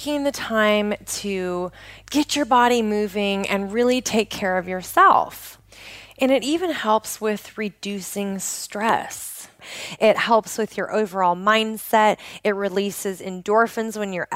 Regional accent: just outside of Portland, Oregon, United States; I grew up in the Pacific Northwest of the United States, just outside of Portland, Oregon

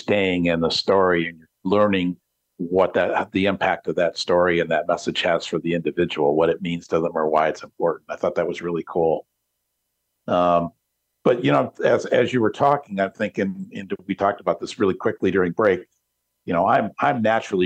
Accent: Detroit, Michigan, United States; I'm from Detroit

